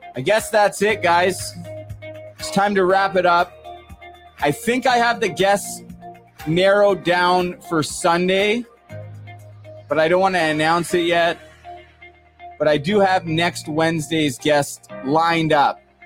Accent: Port Coquitlam, British Columbia, Canada; moved away; I'm from Port Coquitlam part of the Tri Cities

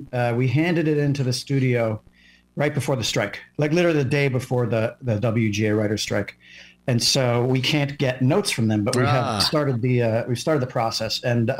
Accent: New York City, New York, United States; I'm from New York City.

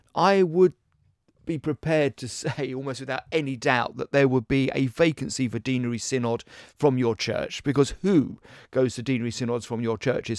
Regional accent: Essex, East of England, United Kingdom; moved away; I was raised in Essex

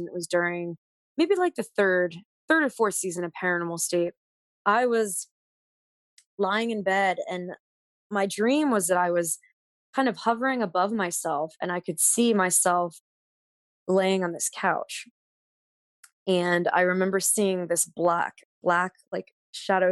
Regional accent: Pennsylvania, United States; also born or lived in the American South; now in Pittsburgh, United States; growing up in Pennsylvania

